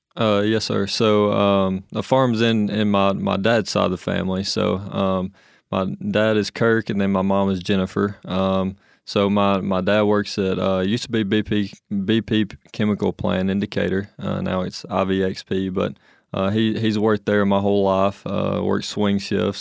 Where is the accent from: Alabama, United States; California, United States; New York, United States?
Alabama, United States; Anderson; I'm from a little town of Anderson, Alabama